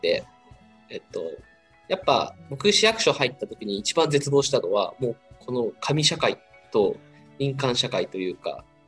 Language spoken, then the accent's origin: Japanese; Unnan, Shimane, Japan; moved away as an adult; now in Tokyo, Japan; 僕地元に戻ったらあの雲南市は